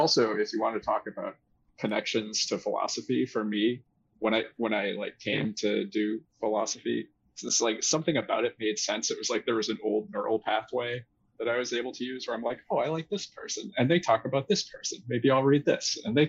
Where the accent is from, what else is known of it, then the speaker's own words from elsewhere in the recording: near Boston, Massachusetts, United States; So for me, I grew up near Boston